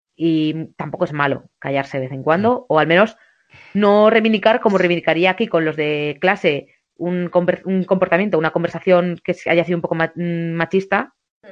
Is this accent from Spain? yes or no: yes; southern Navarre, Spain; moved away as an adult; also born or lived in Bilbao / Pamplona; mi pueblo del sur de Navarra